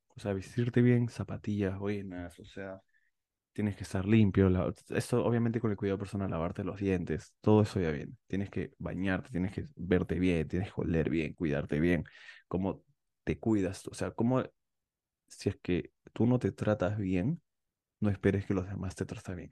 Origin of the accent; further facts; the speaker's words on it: Peru; los peruanos somos considerados los feos de Latinoamérica